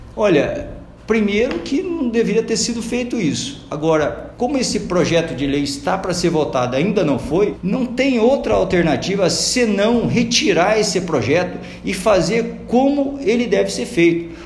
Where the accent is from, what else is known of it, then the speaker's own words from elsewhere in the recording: Londrina, Paraná, Brazil; desde a minha infância aqui em Londrina